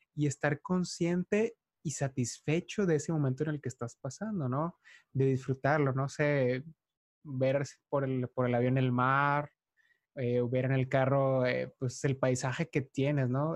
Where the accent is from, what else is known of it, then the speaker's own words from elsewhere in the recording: Mexico; soy mexicano